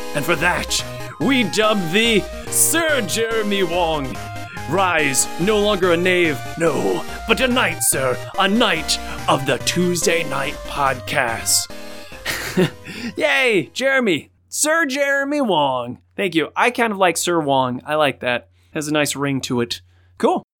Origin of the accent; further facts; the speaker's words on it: Cleveland, Ohio, United States; Cleveland, which is my hometown